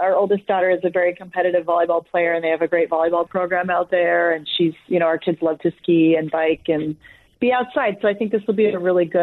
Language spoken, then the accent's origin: English; Edmonds, Washington, United States; I grew up in Edmonds